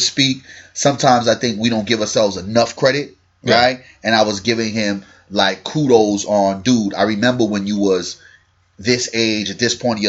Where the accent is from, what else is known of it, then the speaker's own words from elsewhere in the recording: New York City, New York, United States; my hometown.